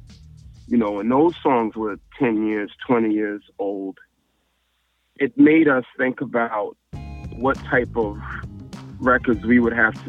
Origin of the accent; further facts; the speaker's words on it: New York City, New York, United States; we're from South Jamaica, seeing people get shot and murdered and been in the hood